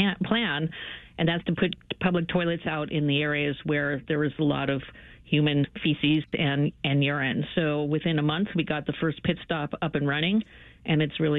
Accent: Chicago, Illinois, United States; now in San Francisco, United States; Chicago is my hometown.

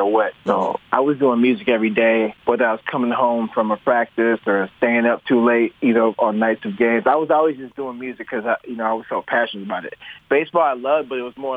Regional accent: Chicago, Illinois, United States; also born or lived in Nigeria / Homewood, Illinois; South Side. I grew up in the South Side when I was 5, and then my family moved to the South Suburbs. So, like Homewood Flossmore

